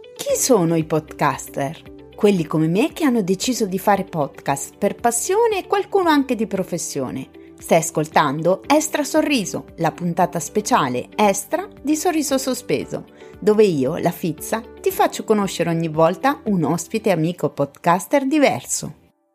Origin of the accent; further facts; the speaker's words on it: Rome, Lazio, Italy; now in Marche, Italy; io sono nata a Roma